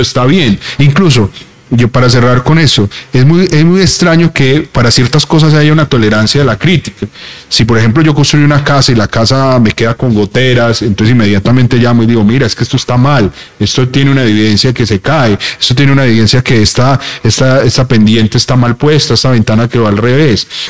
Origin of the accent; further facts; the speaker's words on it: Colombia; encerrarnos como colombianos